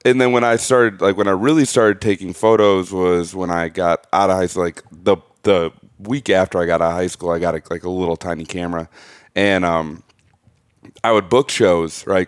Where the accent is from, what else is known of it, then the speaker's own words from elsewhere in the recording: Burnsville, Minnesota, United States; also born or lived in St. Cloud; I grew up in Burnsville, like a suburb, like twenty minutes south